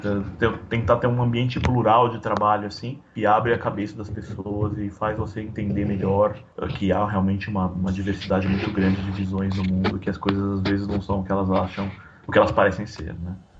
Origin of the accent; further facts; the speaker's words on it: São Paulo, Brazil; moved away as an adult; now in Poland; eu sou paulistano, né. Então, quarenta anos de São Paulo